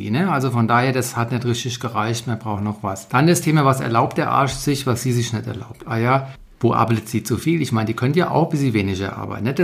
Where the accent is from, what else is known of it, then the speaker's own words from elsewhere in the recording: Frankfurt, Hesse, Germany; Diese Woche der Anti-Ärger-Newsletter mal direkt aus Frankfurt, meiner Heimat.